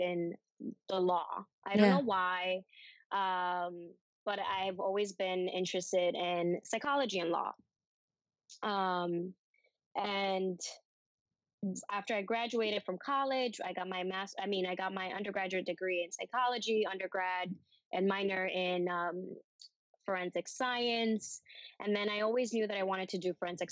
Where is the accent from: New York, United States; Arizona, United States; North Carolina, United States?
New York, United States; New York City; also born or lived in Dominican Republic / South Bronx; I grew up in on Amsterdam Avenue on 107